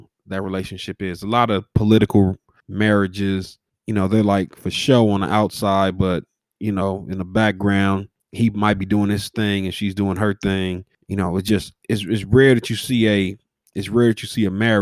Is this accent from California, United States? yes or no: yes; Los Angeles, California, United States; I came from, I grew up in South Central.